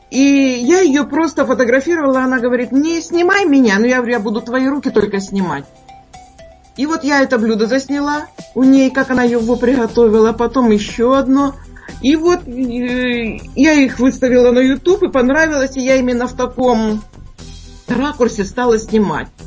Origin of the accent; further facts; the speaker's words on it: Ordzhonikidze, Dnipropetrovsk Oblast, Ukraine; Я сама с Украины. Здесь у нас с города очень много смотрят.